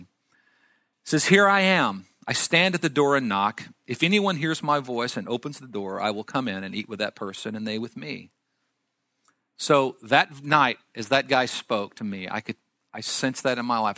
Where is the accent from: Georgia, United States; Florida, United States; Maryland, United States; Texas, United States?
Texas, United States; I grew up in Texas, in a small farming and ranching community